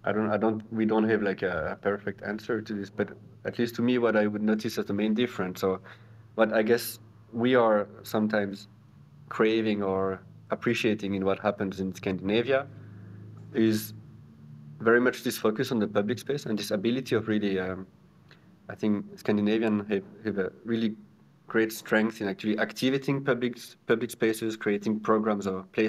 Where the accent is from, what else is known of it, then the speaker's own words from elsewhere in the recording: Neuchâtel, Switzerland; moved away as an adult; also born or lived in Lausanne / Copenhagen; now in Zurich, Switzerland; I'm from Neuchâtel, actually, so the French part of Switzerland. And I grew up in Neuchâtel